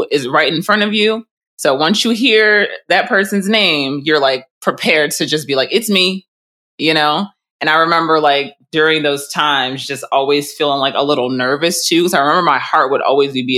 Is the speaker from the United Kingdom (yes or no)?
no; United States; born or raised there